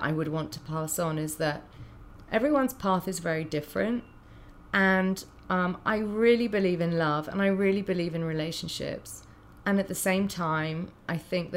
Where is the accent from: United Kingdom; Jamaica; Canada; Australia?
United Kingdom; now in United States; being a Brit in America